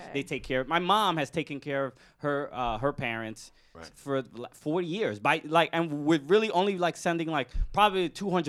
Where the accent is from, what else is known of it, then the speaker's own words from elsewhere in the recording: New York City, New York, United States; Dominican. But I was born here. My parents are from the Dominican Republic. I was born in Brooklyn.